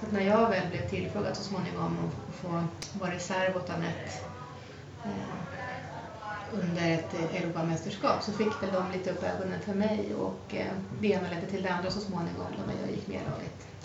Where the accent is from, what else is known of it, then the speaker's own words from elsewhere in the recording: Mälardalen, Sweden; det finns så mycket runstenar i det området som jag har vuxit upp